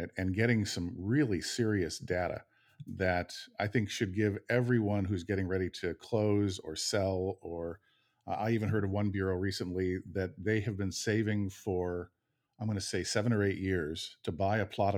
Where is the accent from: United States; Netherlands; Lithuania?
United States; just outside of Chicago, Illinois; I grew up just outside of Chicago.